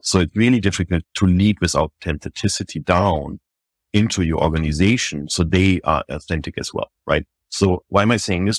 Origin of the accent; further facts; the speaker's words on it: Germany; moved away as an adult; also born or lived in Paris, France; now in New York, United States; I was born in Germany. built my first business there when I was twenty-one years old